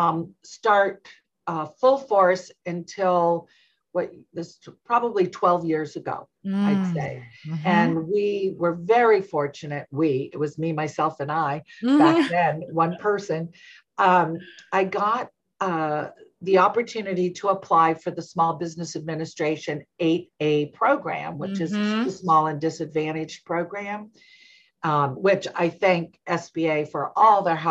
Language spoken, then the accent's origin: English; Southern California, United States; moved away as an adult; also born or lived in Washington, D.C.; now in Alexandria, Virginia, United States; I grew up in Southern California, and both San Diego, Orange County, and came to Washington, D.C. for 1 year. About 40 years ago